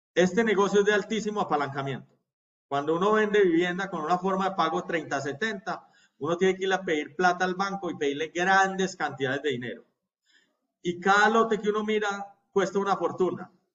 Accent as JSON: {"language": "Spanish", "country": "Colombia", "said": "nosotros como colombianos"}